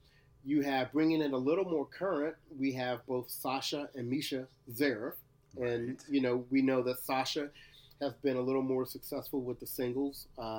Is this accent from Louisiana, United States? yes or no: yes; Shreveport, Louisiana, United States; they come from my hometown, Shreveport, Louisiana.